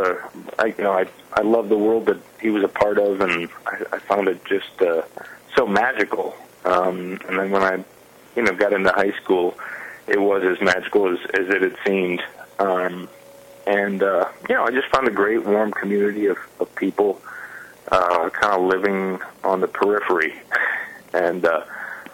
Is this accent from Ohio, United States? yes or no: yes; Perrysburg, Ohio, United States; moved away; I grew up in a small town outside of Toledo called Perrysburg